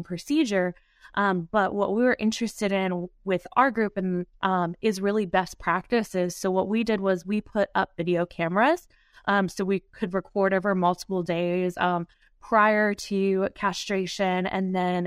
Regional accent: Ohio, United States; moved away; also born or lived in North Carolina; I'm originally from Ohio, grew up in 4-H

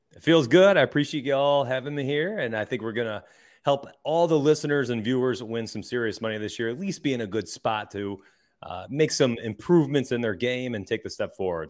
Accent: Rochester, New York, United States; moved away; I'm from Rochester

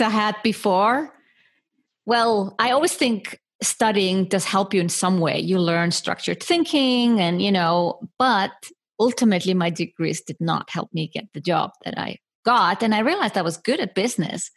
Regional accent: Iceland; I was brought up in Iceland, small country in the middle of the Atlantic Ocean with only 350,000 inhabitants.

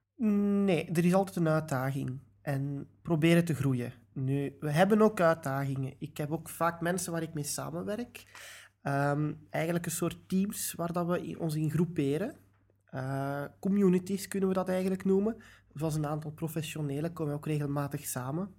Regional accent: Belgium

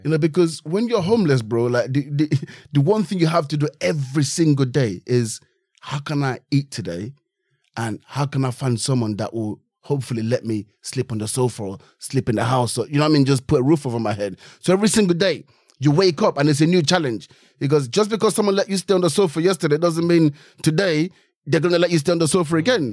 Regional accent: Nigeria; now in United Kingdom; I grew up in Nigeria

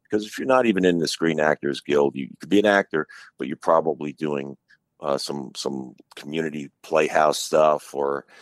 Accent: Long Island, New York, United States; I'm from New York. I'm from Long Island.

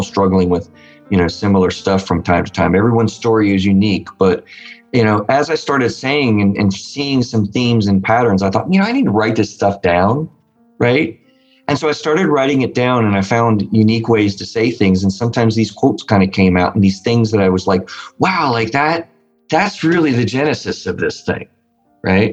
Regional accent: West Virginia, United States; I'm from West Virginia, not the South

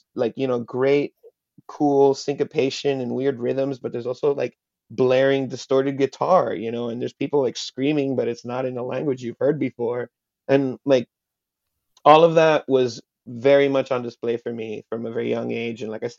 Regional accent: Hialeah, Florida, United States; first language Spanish; English is a second language; I am Cuban. My parents are Cuban exiles. They met in Hialeah, and I was born and raised there. I was raised in Spanish.

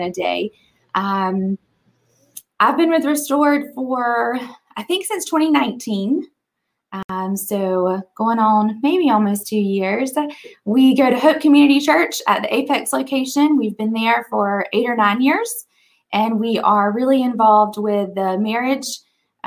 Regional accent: Eastern North Carolina, United States; moved away as an adult; also born or lived in Raleigh, North Carolina; I'm originally from Eastern North Carolina, moved to Raleigh for college, met my husband here

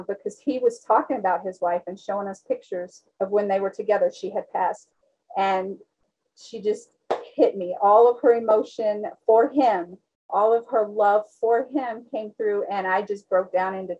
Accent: Texas, United States; I'm from Texas

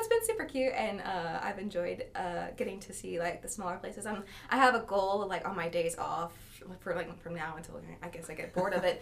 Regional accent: Ouachita Parish, Louisiana, United States; moved away; I'm actually from Ouachita Parish

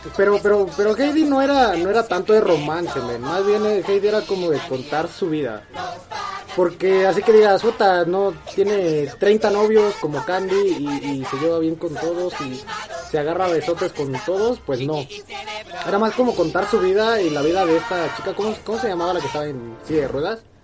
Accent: Mexico

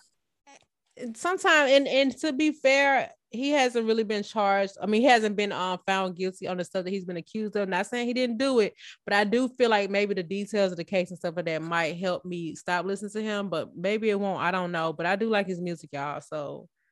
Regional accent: Atlanta, Georgia, United States; I'm from Bear Hill specifically, but everybody from Campbellton

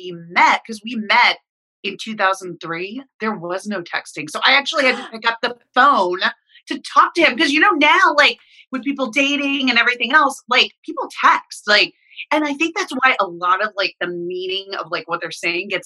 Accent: Dallas, Texas, United States; moved away as an adult; also born or lived in New York / Los Angeles; I'm originally from Dallas. So they convinced me to move back home to Dallas

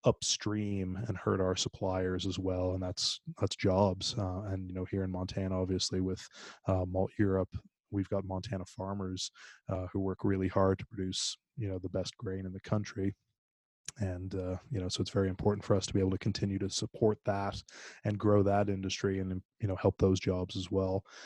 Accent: Ireland; moved away; I'm actually originally from Ireland

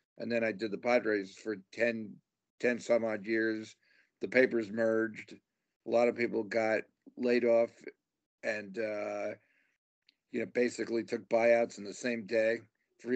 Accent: New York, United States; now in Phoenix, United States; I grew up in New York in the Bronx

